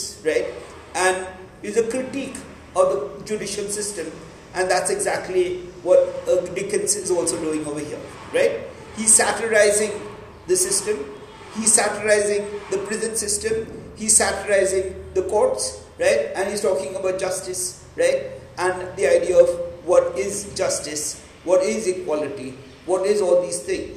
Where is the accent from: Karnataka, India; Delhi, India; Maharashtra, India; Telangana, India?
Maharashtra, India; Pune; the town that I was brought up in Pune, right? In a place called Yerabda